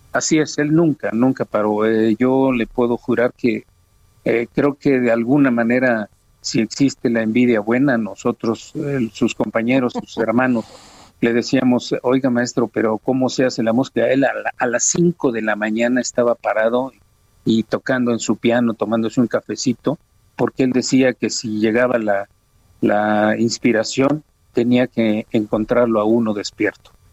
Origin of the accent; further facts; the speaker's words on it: Oaxaca, Mexico; Oaxaca, a mi tierra